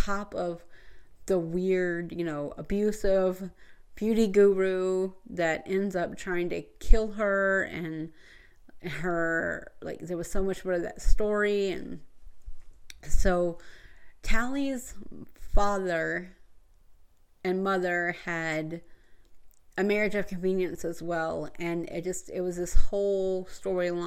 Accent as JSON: {"language": "English", "region": "Georgia", "country": "United States", "said": "I come from Georgia and we have Tallulah Falls"}